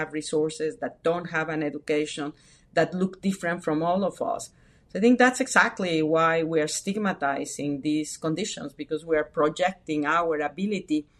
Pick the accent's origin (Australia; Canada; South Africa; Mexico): Mexico; moved away; I was brought up in Mexico, first family immigrations, the first one generation to be born in Mexico